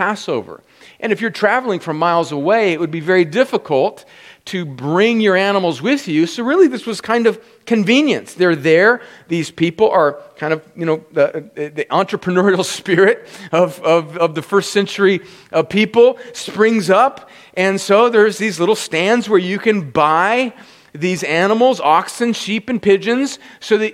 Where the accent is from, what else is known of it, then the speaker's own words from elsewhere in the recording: Los Angeles, California, United States; moved away; I was born in Los Angeles